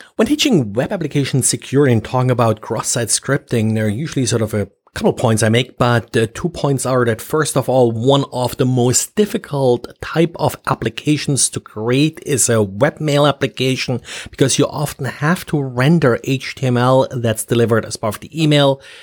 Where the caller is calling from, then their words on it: Jacksonville, Florida, United States; I am calling from Jacksonville, Florida.